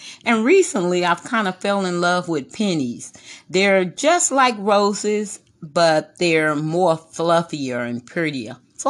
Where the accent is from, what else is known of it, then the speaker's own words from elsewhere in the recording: Corpus Christi, Texas, United States; Yes, I was born in Corpus Christi, Texas.